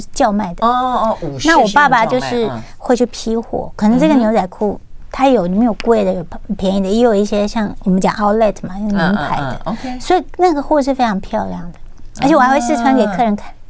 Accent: Taichung, Taiwan; 因为我在我是功课非常好嘛，然后因为我们乡下地方都是会到丰原去买东西

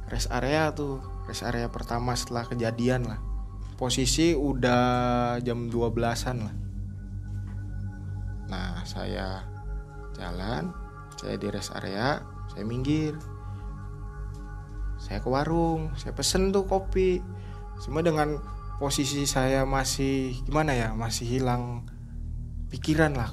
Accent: West Java, Indonesia; iya pak saya dari Jawa Barat saya bilang ini saya habis ngirim dari Jember

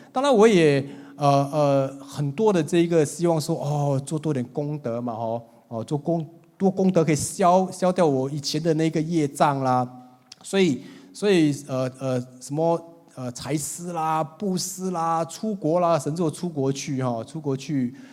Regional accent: Singapore; 新加坡一个地方叫东海岸啊，很漂亮的一个海， 海边， 哦， 那也是我长大的地方

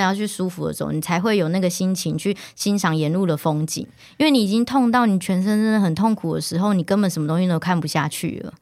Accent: Taichung, Taiwan; moved away as an adult; now in Taipei, Taiwan; 我是台中人，然后就一路向往着要进入这个可能媒体产业， 然后来到台北

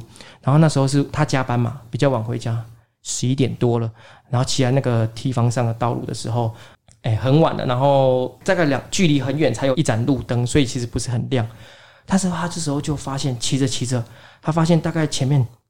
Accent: Taiwan; 因为在日据时期的时候，我们台湾人都会有一个不好的习惯，就是如果因为重男轻女，如果生到女的话，嗯，就会把她溺死之类的。

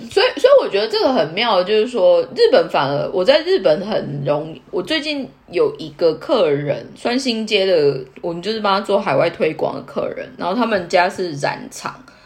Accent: Taiwan; moved away as an adult; now in Tokyo, Japan; 我们就是土生土长的台湾人

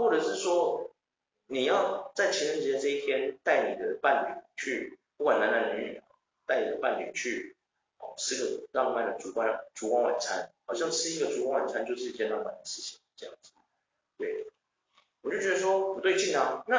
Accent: Taiwan; 因为我是台湾人嘛，

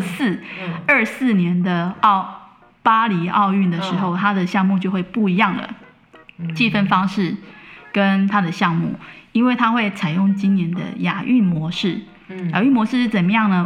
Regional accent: Taiwan; 我们台湾这边

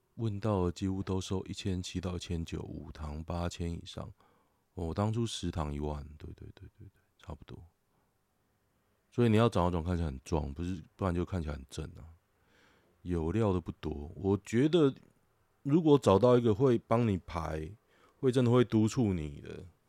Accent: Taoyuan, Taiwan; also born or lived in Hsinchu; 我桃园人

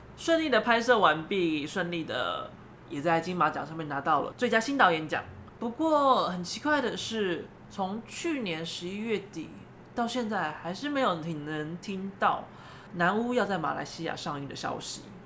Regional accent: Taiwan; 我们台湾人

